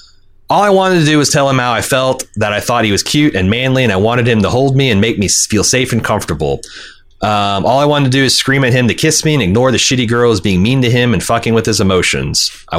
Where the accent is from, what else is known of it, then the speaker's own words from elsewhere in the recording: Anderson, Indiana, United States; I grew up in Anderson, Indiana, the meth capital of the Midwest.